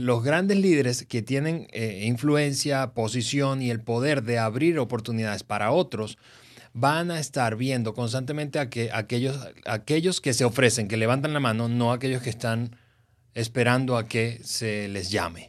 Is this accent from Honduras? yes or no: no; Venezuela; Venezuela, que es el país, mi país de origen